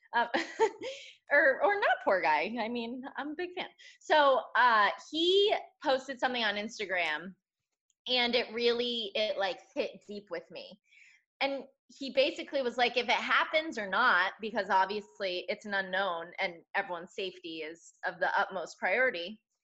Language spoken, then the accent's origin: English; Connecticut, United States; moved away; I'm from Connecticut